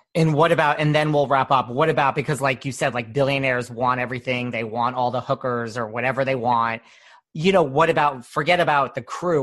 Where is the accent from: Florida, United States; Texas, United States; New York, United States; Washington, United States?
New York, United States; New York City; I'm from New York